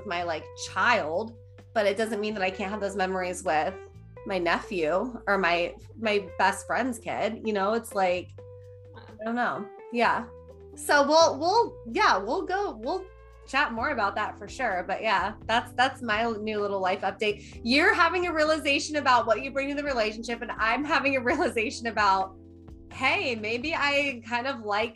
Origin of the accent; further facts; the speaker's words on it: Midwest, United States; I was raised in a Midwestern lifestyle